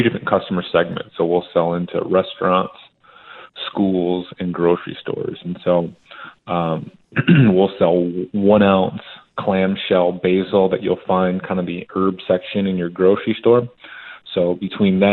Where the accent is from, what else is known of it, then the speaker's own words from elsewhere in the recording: Michigan, United States; moved away as an adult; also born or lived in Philadelphia / Indiana; now in Tucson, United States; I'm originally from Michigan